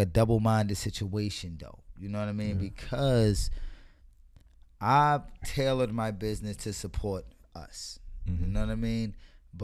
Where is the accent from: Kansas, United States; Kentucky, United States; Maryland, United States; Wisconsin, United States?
Maryland, United States; Baltimore; I'm born and raised in Baltimore